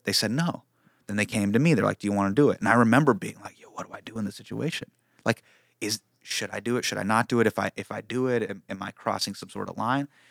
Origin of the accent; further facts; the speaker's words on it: Davis, California, United States; when I was in high school, right, I grew up in Davis.